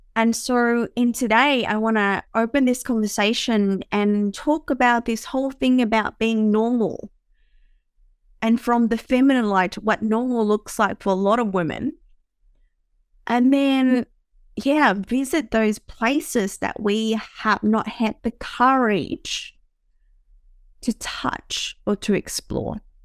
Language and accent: English; Vietnam; moved away; I grew up in Vietnam